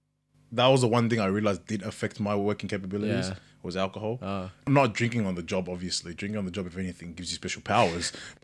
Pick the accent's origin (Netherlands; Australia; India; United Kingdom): Australia; Cabramatta, New South Wales; I was from Cabra.